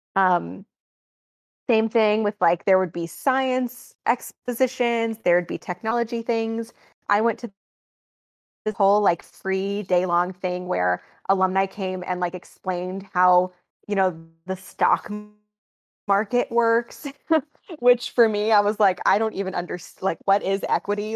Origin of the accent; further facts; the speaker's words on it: Green Bay, Wisconsin, United States; moved away as an adult; also born or lived in New York City / United Kingdom; I grew up in Wisconsin, um, in a suburb in Green Bay